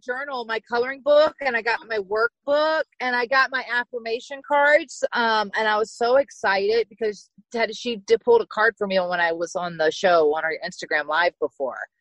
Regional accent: small town in Virginia, United States; I'm from Virginia, so small town in Virginia. And I grew up riding horses

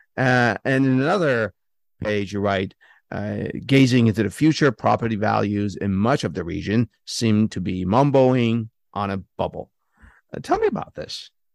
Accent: San Francisco Bay Area, California, United States; I grew up in the San Francisco Bay Area

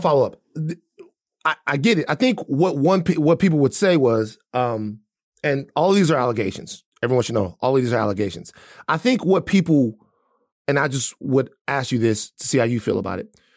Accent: Baton Rouge, Louisiana, United States; moved away; I'm from two places, from Gardier Lane and I'm also from South Baton Rouge, the bottom

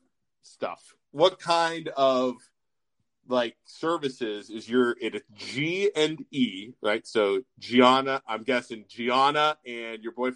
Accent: Poland, Ohio, United States; That's my hometown.

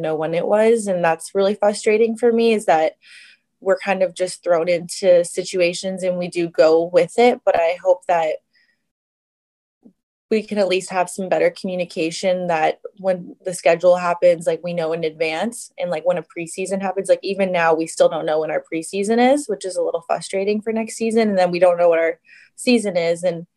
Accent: United States; being American

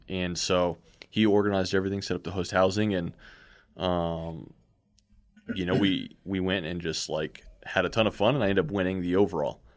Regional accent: Southern California, United States; being South Californian

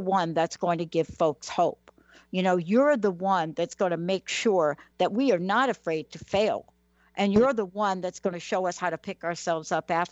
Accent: New York City, New York, United States; also born or lived in New Jersey; now in Washington, United States; I'm a kid from the Bronx, New York

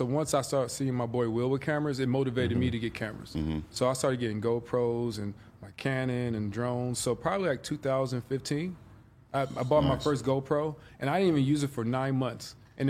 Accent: Compton, California, United States; But if you're from LA, then I might be more like, oh, you from LA? Okay, I'm from Compton. I'd be more detailed.

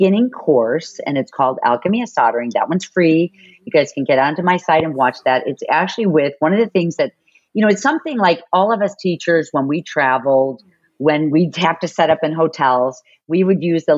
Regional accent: Chicago, Illinois, United States; moved away; also born or lived in San Diego; I grew up in Chicago and then I lived in San Diego for 7 years.

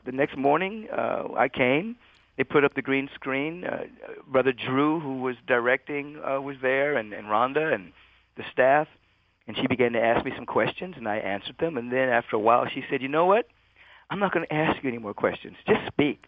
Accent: Los Angeles, California, United States; moved away; also born or lived in Bethesda, Maryland / Washington, D.C.; basically grew up in L.A., went to L.A. high school

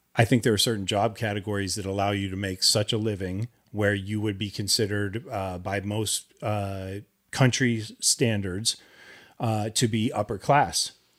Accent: Los Angeles, California, United States; we're from Los Angeles

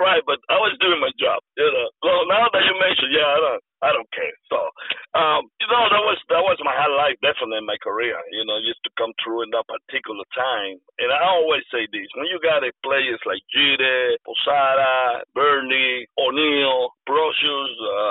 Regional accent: Mexico; because I come from Mexico.

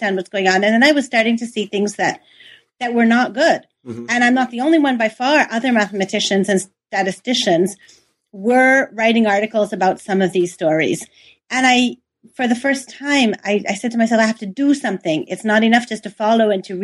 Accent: near Boston, Massachusetts, United States; moved away as an adult; now in Paris, France; I was born in the States. I went to school in the States, in Boston, near Boston

